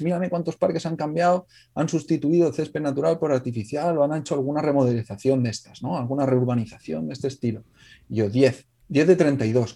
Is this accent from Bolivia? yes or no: no; Alcoy, Valencian Community, Spain; yo soy de Alcoy, del norte de Alicante